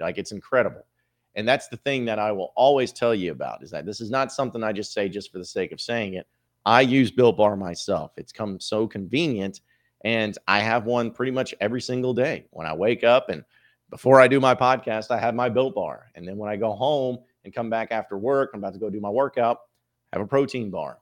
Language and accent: English; Fayetteville, Arkansas, United States; I am someone who grew up in Northwest Arkansas. I grew up in Fayetteville.